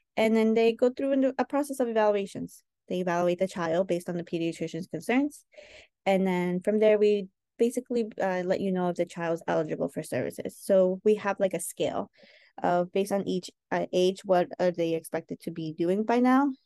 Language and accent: English; New York, United States; also born or lived in Chosica, Peru / Santa Eulalia, Peru; we grew up in New York